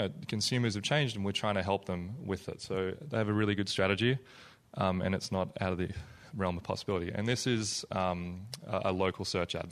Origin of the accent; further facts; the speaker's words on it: Melbourne, Victoria, Australia; moved away; I come from Australia, place called Melbourne, Australia